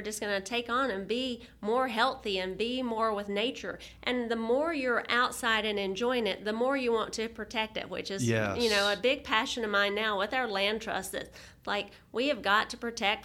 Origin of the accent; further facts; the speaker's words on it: Valdese, North Carolina, United States; moved away as an adult; also born or lived in Raleigh, North Carolina; my hometown of Valdez, which is in Burke County. I was born and raised there